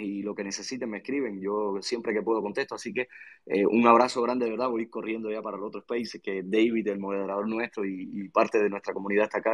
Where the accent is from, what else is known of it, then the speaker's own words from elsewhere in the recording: Cuba; accent: Cuban; mi país